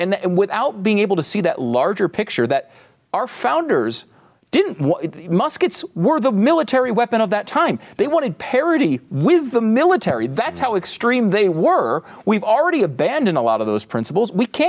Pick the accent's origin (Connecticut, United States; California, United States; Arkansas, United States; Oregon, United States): Connecticut, United States; I grew up in Connecticut, okay? No one I knew, I can't think of anybody that I knew that had guns or was a gun person.